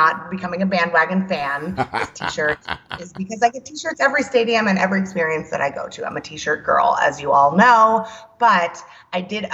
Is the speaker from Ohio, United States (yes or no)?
no; New Jersey, United States; I'm from New Jersey